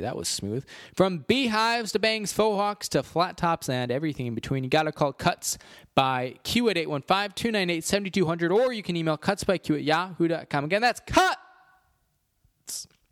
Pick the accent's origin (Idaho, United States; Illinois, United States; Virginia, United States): Illinois, United States; I am a proud Illinoisian